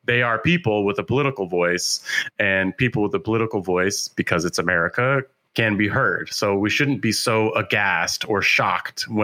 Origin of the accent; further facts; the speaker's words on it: San Francisco, California, United States; I grew up in California in San Francisco